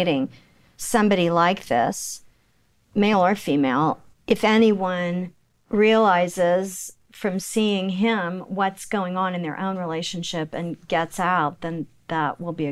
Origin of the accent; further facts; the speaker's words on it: Oklahoma City, Oklahoma, United States; I grew up in Oklahoma City, but I don't talk like